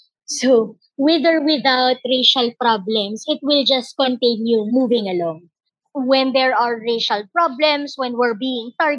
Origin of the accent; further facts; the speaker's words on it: Philippines; we're citizens, because we're now Filipino citizens